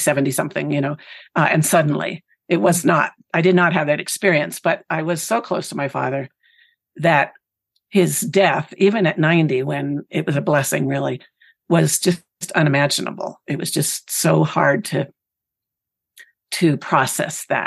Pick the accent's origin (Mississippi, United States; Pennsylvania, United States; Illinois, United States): Pennsylvania, United States; this community where I grew up in Pennsylvania